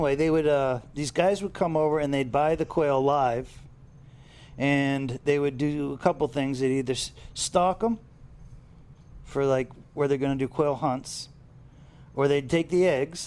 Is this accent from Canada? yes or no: no; Fort Lauderdale, Florida, United States; I grew up here in Fort Lauderdale